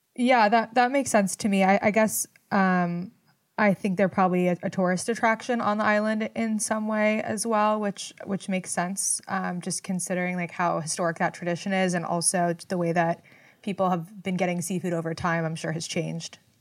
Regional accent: Los Angeles, California, United States; I grew up in Los Angeles

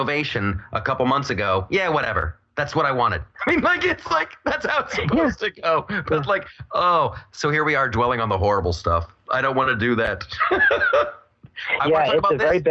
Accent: Ohio, United States; I'm from Ohio

